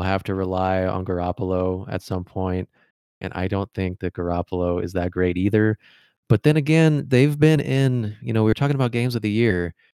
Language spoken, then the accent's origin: English; Illinois-Missouri border, United States; You know, I'm from the Illinois-Missouri border. I went to the University of Missouri.